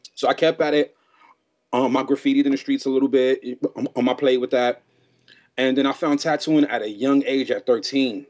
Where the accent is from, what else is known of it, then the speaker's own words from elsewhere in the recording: New York City, New York, United States; moved away; I'm from New York City in the Bronx. You know, and growing up in the Bronx is pretty rough.